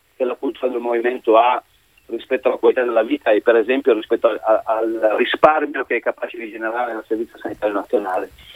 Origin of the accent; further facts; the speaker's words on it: Italy; di allenare la nazionale del mio paese